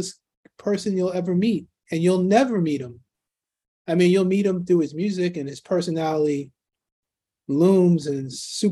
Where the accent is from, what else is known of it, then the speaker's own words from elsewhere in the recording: New York City, New York, United States; I grew up in Queens, New York